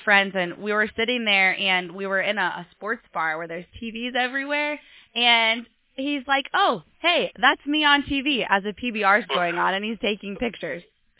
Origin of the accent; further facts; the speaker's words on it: Deep River, Iowa, United States; moved away as an adult; now in Fort Worth, United States; And I'm from Deep River, Iowa, and just had moved to Fort Worth, Texas.